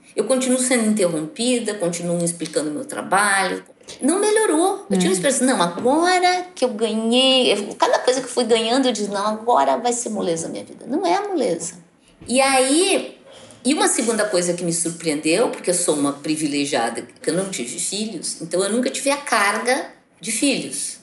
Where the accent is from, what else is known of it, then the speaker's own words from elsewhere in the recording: Brazil; eu sou filha da escola pública brasileira